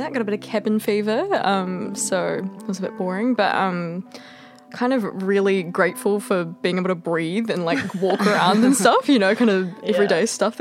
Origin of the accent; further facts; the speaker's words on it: Hawke's Bay, New Zealand; moved away as an adult; now in Byron Bay, Australia; I'm from Hawke's Bay as well